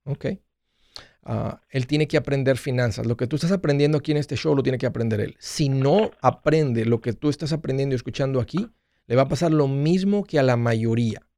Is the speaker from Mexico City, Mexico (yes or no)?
no; Matamoros, Tamaulipas, Mexico; moved away; also born or lived in Brownsville / Nashville; nosotros crecimos en Matamoros